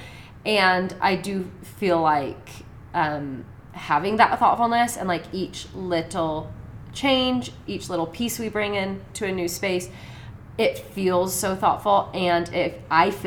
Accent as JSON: {"language": "English", "region": "Oregon", "country": "United States", "said": "in Oregon, I'm from Oregon"}